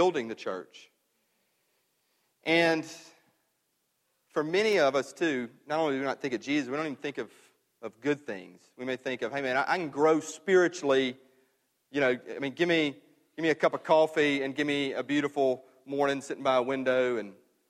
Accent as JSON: {"language": "English", "town": "Myrtle", "region": "Mississippi", "country": "United States", "tie": "born or raised there", "moved": "yes", "said": "the church I was raised in back in Myrtle, Mississippi"}